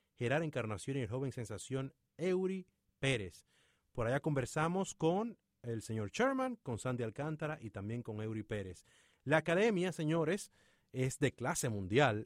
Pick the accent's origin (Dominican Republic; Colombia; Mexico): Dominican Republic; República Dominicana, mi país natal